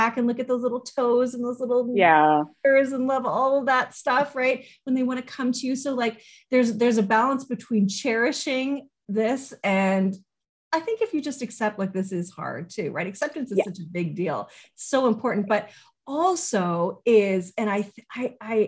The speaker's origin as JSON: {"language": "English", "country": "Canada", "said": "as a Canadian and raising my kids here"}